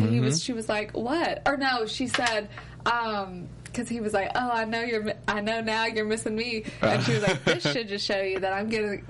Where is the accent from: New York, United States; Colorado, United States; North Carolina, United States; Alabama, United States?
Alabama, United States; Mobile; so I'm from Mobile, Alabama. We have a junior league.